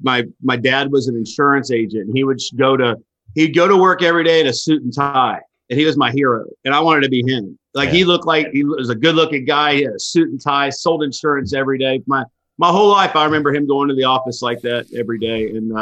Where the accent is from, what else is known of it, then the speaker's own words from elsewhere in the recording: Missouri, United States; I grew up in Northwest Missouri, a rural area, working on farms. And, you know, I used to milk cows, used to milk 250 head of cattle a day.